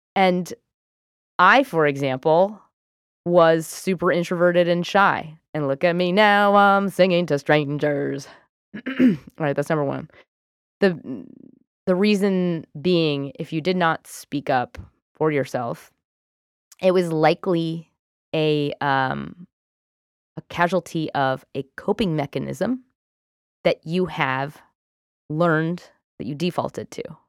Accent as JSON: {"language": "English", "country": "United Kingdom", "said": "I'm British."}